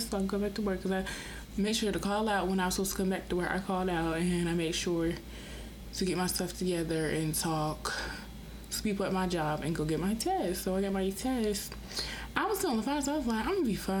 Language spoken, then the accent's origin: English; Rock Hill, South Carolina, United States; also born or lived in Orangeburg, South Carolina; I'm from Rock Hill, but I go to school in Orangeburg, Claflin University